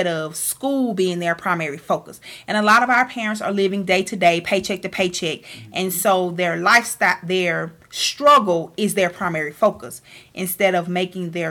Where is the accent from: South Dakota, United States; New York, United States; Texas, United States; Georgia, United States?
Georgia, United States; Atlanta; I come from Southwest Atlanta, single-parent home